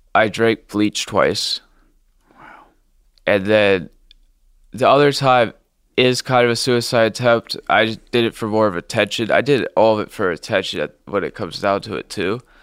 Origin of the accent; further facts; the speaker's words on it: Blue Ash, Ohio, United States; I grew up in Blue Ash, a nice suburb of Sid Study, Ohio